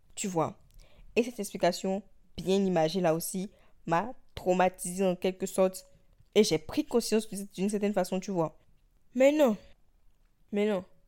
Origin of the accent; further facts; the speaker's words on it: Benin; d'où moi je viens, du Bénin